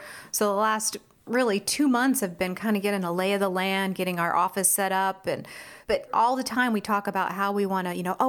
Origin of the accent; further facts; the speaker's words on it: Washington, United States; And, you know, I grew up in Washington. Like I said, my family's here.